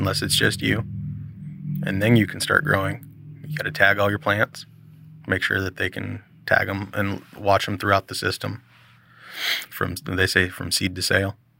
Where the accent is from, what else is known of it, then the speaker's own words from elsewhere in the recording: Milwaukie, Oregon, United States; also born or lived in The Dalles, Oregon; I grew up in Milwaukee, down here, this area, and moved there